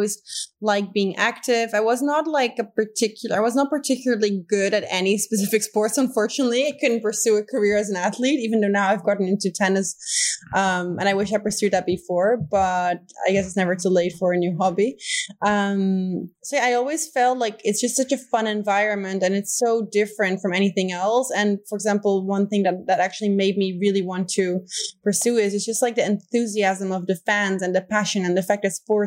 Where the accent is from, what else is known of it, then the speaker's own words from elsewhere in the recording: Netherlands; first language Dutch; English is a second language; moved away as an adult; also born or lived in Rio de Janeiro, Brazil; now in Spain; Dutch is my native language.